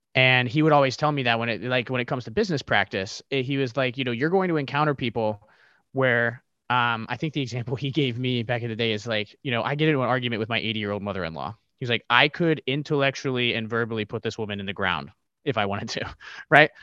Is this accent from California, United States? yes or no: no; Ohio, United States; I grew up in the Midwest, uh, here in, in Ohio